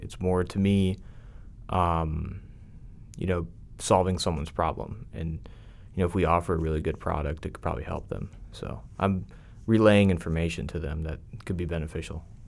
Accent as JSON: {"language": "English", "region": "Pennsylvania", "country": "United States", "also_born_or_lived": "Tampa, Florida", "moved": "as an adult", "lives_now": "Dallas, United States", "said": "I'm originally from Pennsylvania"}